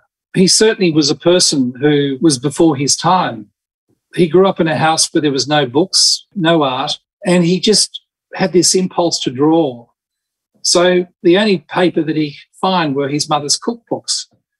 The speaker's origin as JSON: {"language": "English", "country": "Spain", "tie": "born or raised there", "said": "I grew up in Spain and basically was surrounded by flamenco."}